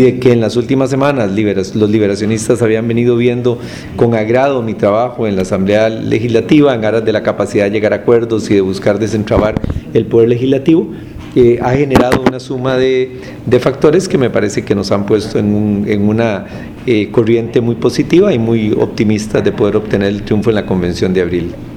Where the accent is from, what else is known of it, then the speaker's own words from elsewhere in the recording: Costa Rica; costarricense que cree en los derechos humanos